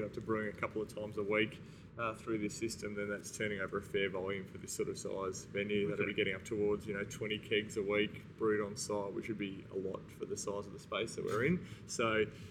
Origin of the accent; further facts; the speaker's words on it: Melbourne, Victoria, Australia; also born or lived in Byron Bay; I was from Melbourne originally, had gone up there to get my first job in brewing, and then keen to get back to Melbourne at some point